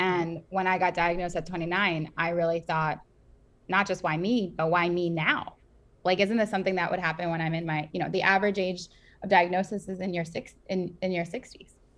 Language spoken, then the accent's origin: English; New York City, New York, United States; also born or lived in former Soviet Union; We grew up in, I grew up in Queens